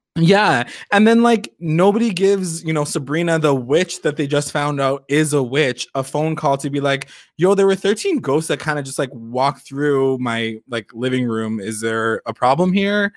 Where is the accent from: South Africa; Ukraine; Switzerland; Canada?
Canada; we're so Canadian